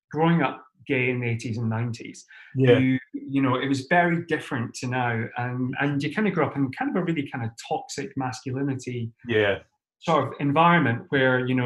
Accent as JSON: {"language": "English", "town": "St Andrews", "region": "Scotland", "country": "United Kingdom", "tie": "born or raised there", "also_born_or_lived": "London", "moved": "as an adult", "lives_now": "Sweden", "said": "I am originally from St Andrews on the east coast of Scotland, other side of the country from you"}